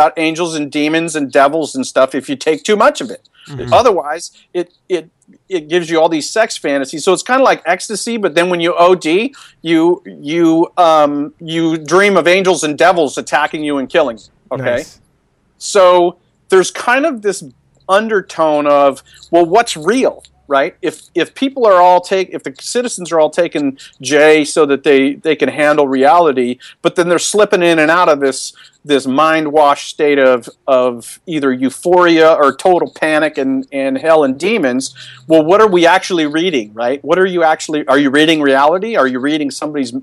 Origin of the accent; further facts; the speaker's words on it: Seattle, Washington, United States; I'm kind of from Seattle